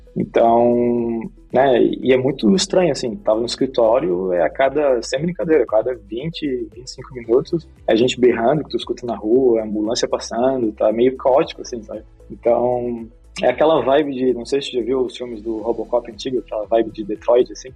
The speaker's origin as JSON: {"language": "Portuguese", "town": "Florianópolis", "region": "Santa Catarina", "country": "Brazil", "tie": "born or raised there", "also_born_or_lived": "Rio de Janeiro / California", "moved": "as an adult", "lives_now": "Portugal", "said": "Eu sou do Rio de Janeiro, mas na verdade passei a maior parte da minha vida em Floripa"}